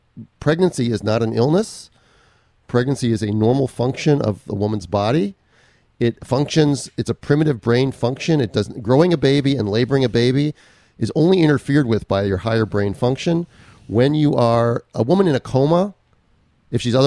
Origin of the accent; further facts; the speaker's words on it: Minnesota, United States; also born or lived in Southern California; now in California, United States; That's my home state